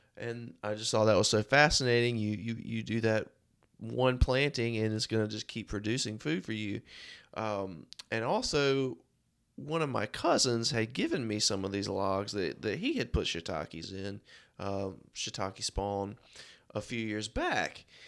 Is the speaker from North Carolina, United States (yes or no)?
yes; Rocky Mount, North Carolina, United States; I'm from Rocky Mount, uh, North Carolina. It's where I live and work.